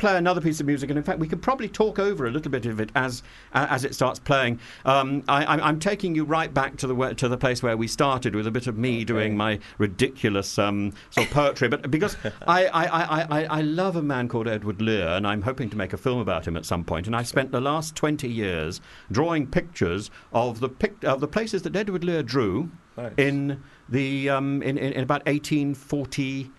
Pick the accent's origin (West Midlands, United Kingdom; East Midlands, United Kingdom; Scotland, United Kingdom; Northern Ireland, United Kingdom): East Midlands, United Kingdom; because I actually come from the north. Mm-hmm. I really do. Yeah, I come from Lincolnshire.